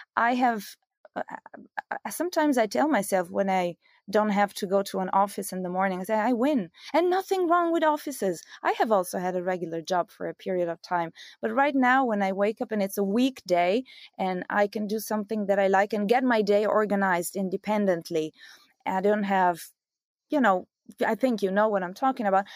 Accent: Italy; moved away as an adult; also born or lived in Belgium / United States; now in Rome, Italy; I'm Italian

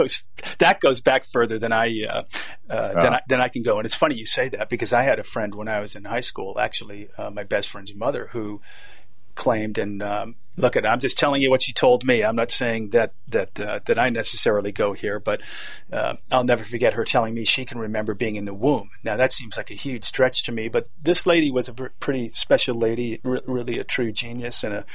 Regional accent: Boston, Massachusetts, United States; Yes, Boston, Massachusetts.

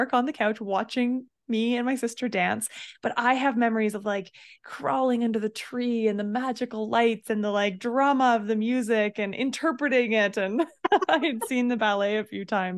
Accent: Canmore, Alberta, Canada; I grew up in Canmore

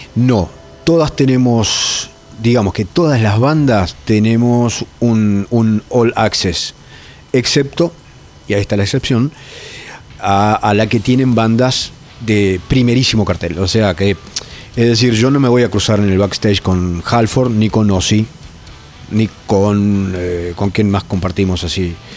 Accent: Entre Ríos, Argentina; also born or lived in Brazo Largo / Zárate, Buenos Aires; yo me crié en la isla, en Brazo Largo, y en, un pueblito entre ríos que se llama ¿no? Y luego Zárate

